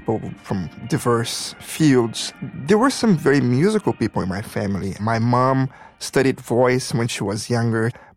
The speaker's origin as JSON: {"language": "English", "region": "Rio de Janeiro", "country": "Brazil", "tie": "born or raised there", "also_born_or_lived": "Sao Paulo / Dallas / Chicago", "moved": "yes", "said": "I was born and raised in Rio de Janeiro."}